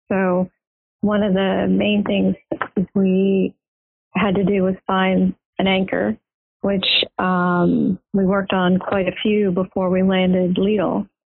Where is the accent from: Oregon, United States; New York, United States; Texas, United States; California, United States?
Texas, United States; Houston; moved away; I grew up in Houston, Texas.